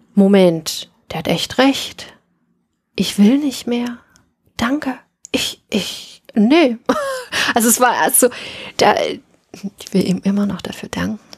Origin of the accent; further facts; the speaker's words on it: Dresden, Saxony, Germany; In meinem Raum bin ich in Dresden aufgewachsen, in den 70ern, also 71